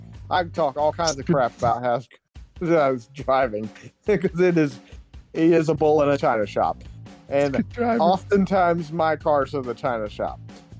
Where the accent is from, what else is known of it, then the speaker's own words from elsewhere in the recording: Georgia, United States; Because I'm from Georgia and he is from Georgia.